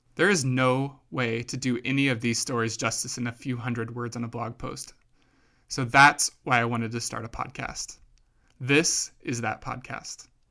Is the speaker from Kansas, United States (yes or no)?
yes; Kansas, United States; I grew up in Kansas, where that's pretty much all there is